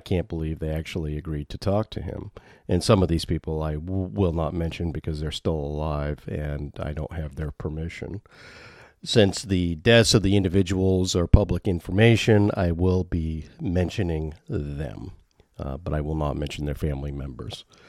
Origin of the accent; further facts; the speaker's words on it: Maine, United States; I am from Maine